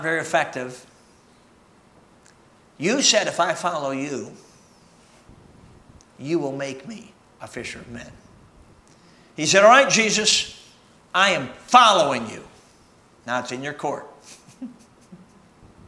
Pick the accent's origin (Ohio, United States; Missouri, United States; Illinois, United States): Illinois, United States; Chicago; moved away; also born or lived in Michigan; I'm a Michigander. Actually, I grew up in Chicago